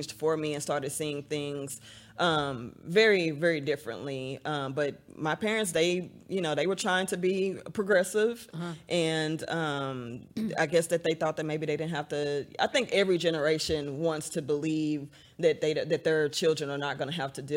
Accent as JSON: {"language": "English", "town": "Dallas", "region": "Texas", "country": "United States", "tie": "born or raised there", "said": "I grew up partially in North Dallas, and then we moved to Northeast Dallas, where my mom still lives over by White Rock Lake"}